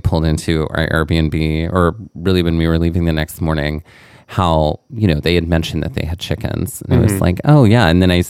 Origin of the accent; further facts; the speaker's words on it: Mississippi, United States; moved away; growing up in Mississippi.